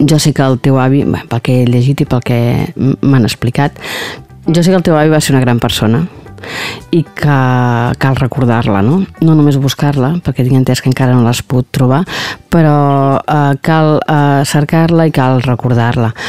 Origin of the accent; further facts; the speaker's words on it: Inca, Balearic Islands, Spain; som d'Inca.